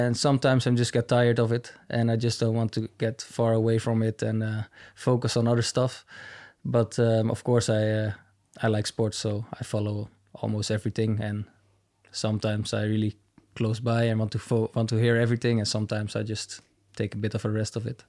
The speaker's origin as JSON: {"language": "English", "area": "near Amsterdam", "region": "North Holland", "country": "Netherlands", "tie": "born or raised there", "also_born_or_lived": "Manchester, United Kingdom", "moved": "as an adult", "lives_now": "Munich, Germany", "said": "I grew up in a, yeah, like I said, a little town next to Amsterdam"}